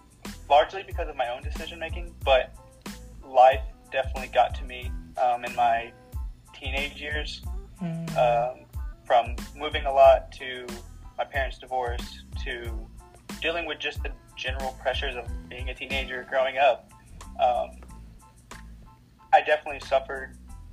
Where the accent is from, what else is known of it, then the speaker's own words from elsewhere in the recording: Uvalde, Texas, United States; 27 years old. I was born in Uvalde, Texas. South Texas, and I moved around a lot for a few different reasons.